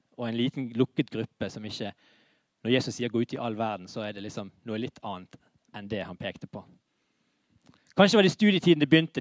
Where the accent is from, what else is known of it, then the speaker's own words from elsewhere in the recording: Bergen, Vestland, Norway; vi er bergensere